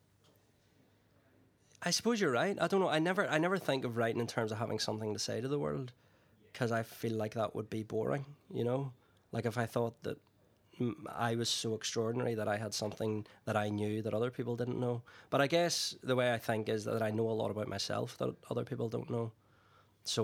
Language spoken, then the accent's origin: English; Northern Ireland, United Kingdom; growing up in Northern Ireland in the 70s and 80s